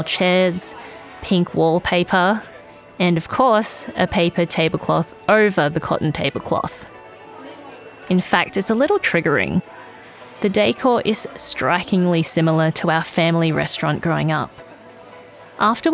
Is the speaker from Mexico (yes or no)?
no; Australia; Tammy and I are second-generation migrants. Our parents moved to Australia from Hong Kong in the 1970s